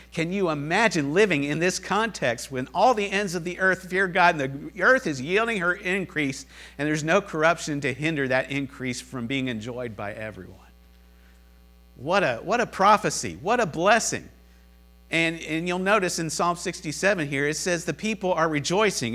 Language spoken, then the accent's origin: English; Cincinnati, Ohio, United States; I'm from Cincinnati